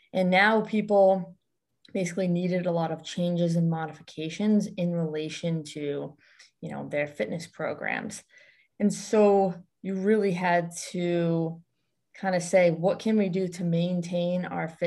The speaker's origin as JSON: {"language": "English", "region": "Western Massachusetts", "country": "United States", "tie": "born or raised there", "also_born_or_lived": "Boston area, Massachusetts", "said": "I was born in Western Massachusetts area, and now I reside more close to the Boston area"}